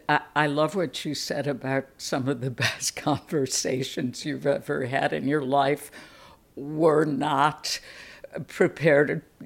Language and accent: English; Chicago, Illinois, United States; moved away; as a Chicagoan myself originally